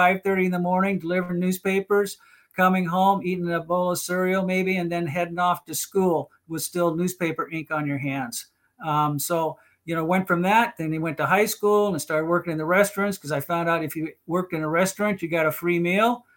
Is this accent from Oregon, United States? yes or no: yes; Portland, Oregon, United States; I grew up in North Portland. It's an area up here